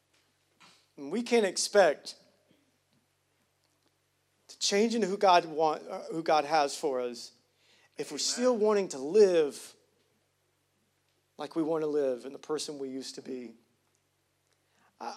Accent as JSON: {"language": "English", "region": "the South", "country": "United States", "said": "I'm from Hughley. It don't get worse than that."}